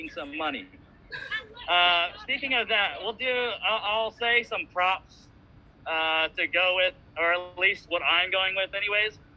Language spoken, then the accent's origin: English; Missouri, United States; I'm from Missouri.